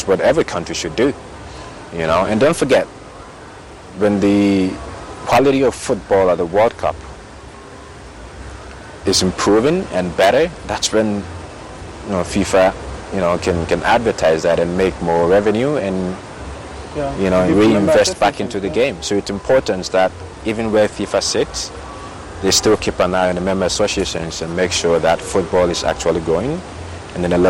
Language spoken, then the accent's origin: English; Ghana; I'm from Ghana. I grew up here